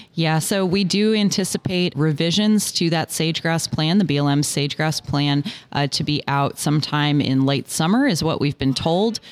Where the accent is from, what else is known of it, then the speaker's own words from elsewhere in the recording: Washington, District of Columbia, United States; I grew up in Washington, D.C.